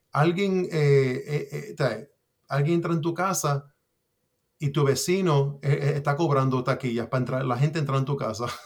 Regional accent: Puerto Rico

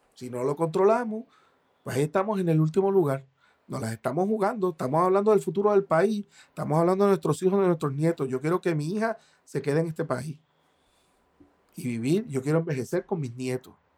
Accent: Puerto Rico

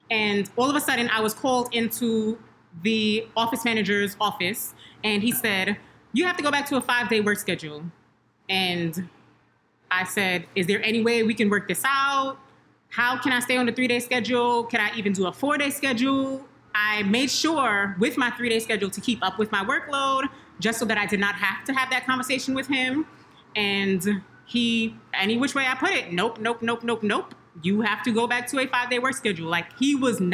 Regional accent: New York City, New York, United States; I'm from Brooklyn.

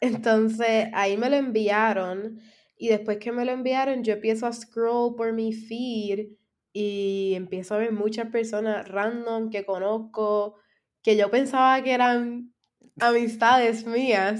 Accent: San Germán, Puerto Rico; yo soy de San Germán

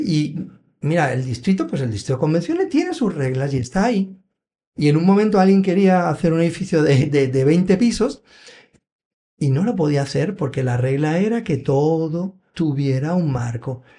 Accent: Benidorm, Valencian Community, Spain; now in Puerto Rico; Yo me crié en Benidorm

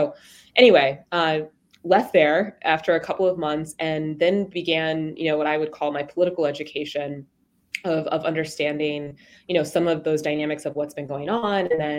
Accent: Columbus, Ohio, United States; So yeah, I'm here in Columbus. I'm originally from Columbus, grew up on the East Side

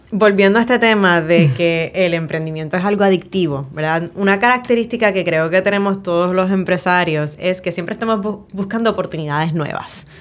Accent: Puerto Rico; cómo somos los puertorriqueños

